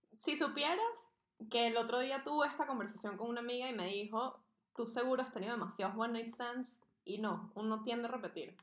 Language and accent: Spanish; Venezuela; moved away as an adult; also born or lived in Barcelona; Yo me fui muy joven de Venezuela, yo me fui a los 18.